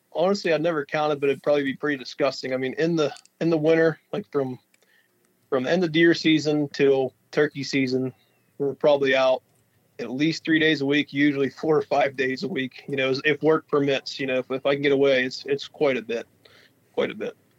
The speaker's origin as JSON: {"language": "English", "region": "Western Pennsylvania", "country": "United States", "said": "We're from Western Pennsylvania, and uh, we haul logs for a living. That's a pretty booming business in this part of Western Pennsylvania."}